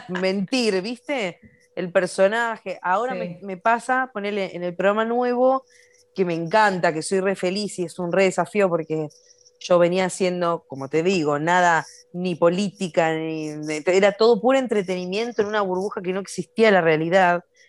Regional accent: Morón, Buenos Aires Province, Argentina; una humilde muchacha de Morón

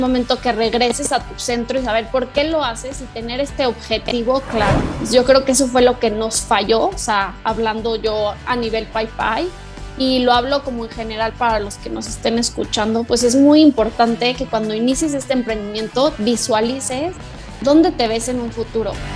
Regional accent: Morelia, Michoacán, Mexico; las dos somos de Morelia, orgullosas morelianas

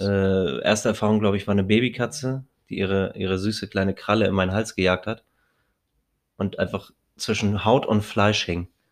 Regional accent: Hamburg, Germany; Als Hamburger sowieso keinen Schirm trage, weil ich mir denke, ich bin Hamburger jung

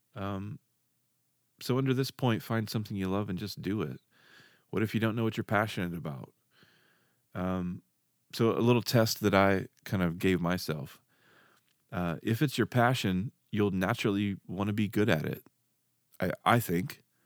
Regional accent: Dardanelle, Arkansas, United States; I grew up in Arkansas. Moved kinda all over the state, um, and then finally settled in a place card, called, uh, Dardanelle, Arkansas

